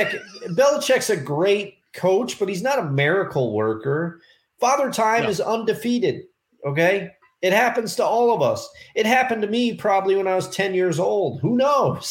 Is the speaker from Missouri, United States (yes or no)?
no; New York, United States; I'm from New York